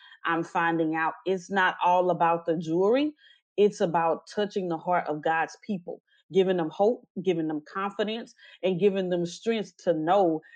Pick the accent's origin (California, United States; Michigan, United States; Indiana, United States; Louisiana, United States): Louisiana, United States; Natchitoches; now in Houston, United States; I was born and raised in Natchitoches, Louisiana. I currently reside in the Houston, Texas area.